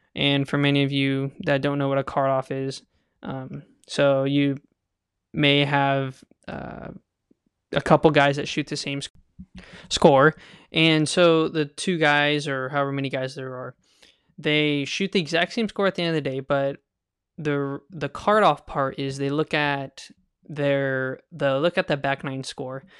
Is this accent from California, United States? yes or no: yes; Kingsburg, California, United States; I grew up in Kingsburg, California